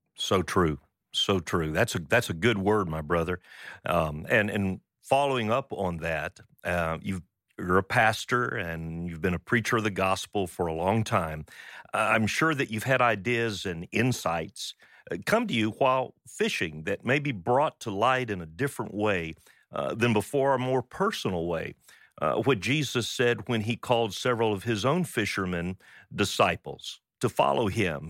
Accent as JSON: {"language": "English", "town": "Pensacola", "region": "Florida", "country": "United States", "tie": "born or raised there", "said": "I grew up in Pensacola, Florida, fishing in the bayous and bays and out in the Gulf of Mexico"}